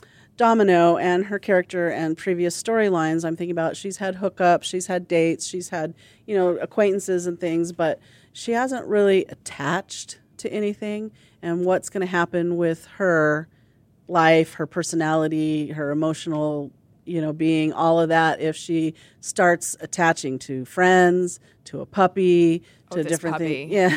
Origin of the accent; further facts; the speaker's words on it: Pacific Northwest, United States; from the Pacific Northwest, where it rains and is muddy a lot, and I grew up on a farm.